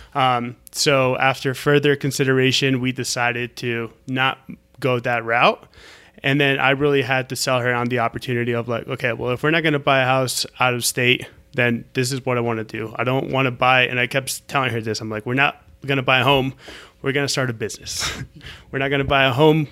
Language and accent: English; Orlando, Florida, United States; moved away; also born or lived in Colombia; I'm from Orlando